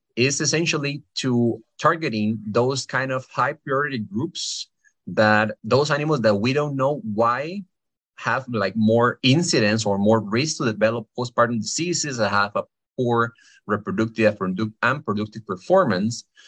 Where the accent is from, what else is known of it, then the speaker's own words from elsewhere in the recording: Costa Rica; moved away as an adult; now in Pennsylvania, United States; I am from Costa Rica.